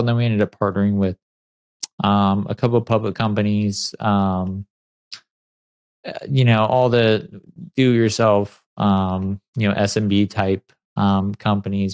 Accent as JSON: {"language": "English", "town": "San Clemente", "region": "California", "country": "United States", "tie": "born or raised there", "said": "I grew up in San Clemente, and it's a beach town"}